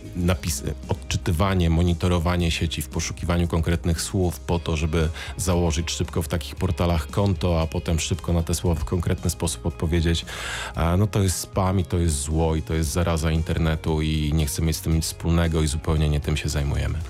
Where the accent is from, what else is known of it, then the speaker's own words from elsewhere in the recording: Siechnice, Lower Silesian Voivodeship, Poland; also born or lived in Wrocław; jestem wrocławianinem, e, uznałeś, że nie, nieprawdziwym, bo z Siechnic